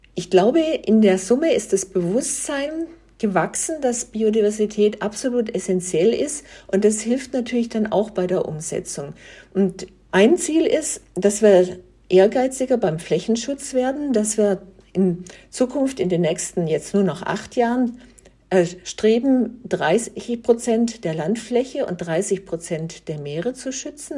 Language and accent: German; Germany; bei uns in Deutschland, in Europa